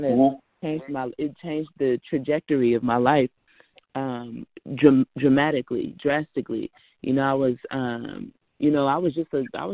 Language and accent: English; Richmond, California, United States; I'm from Richmond, Rich City, California.